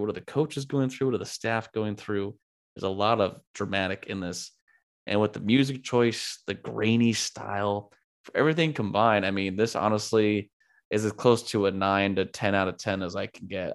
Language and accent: English; California, United States; been born and raised in California, lived in California most of my life.